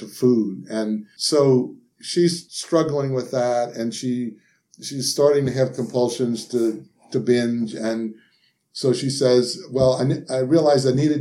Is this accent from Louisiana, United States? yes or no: yes; New Orleans, Louisiana, United States; I'm from Louisiana and grew up in New Orleans